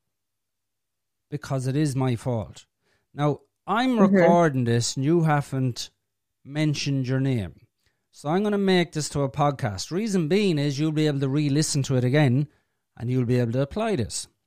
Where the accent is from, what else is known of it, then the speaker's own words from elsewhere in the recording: Ireland; I'm from Ireland.